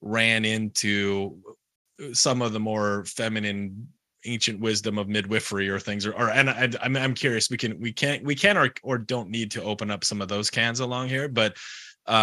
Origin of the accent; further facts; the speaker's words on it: United States; I'm American